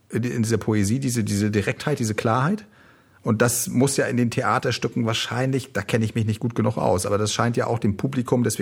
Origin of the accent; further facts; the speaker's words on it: Northern Germany, Germany; wie als Norddeutsche, gut, du bist so, ja, du bist auch Norddeutsche Münsterland, aber ich bin noch ein bisschen nördlicher angesiedelt